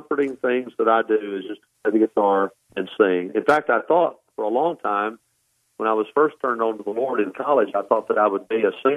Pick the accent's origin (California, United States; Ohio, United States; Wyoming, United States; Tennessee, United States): Tennessee, United States; Dyersburg; also born or lived in Corinth, Mississippi; We moved there away from there when I was about 3 or 4 years old to Dyersburg, Tennessee. That's where I grew up. I went K through 12 at Dyersburg